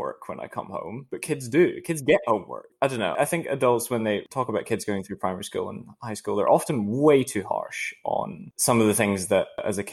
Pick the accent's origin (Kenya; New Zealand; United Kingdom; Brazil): United Kingdom; outside of Glasgow, Scotland; I grew up in Scotland outside of Glasgow, but it was a very countryside affair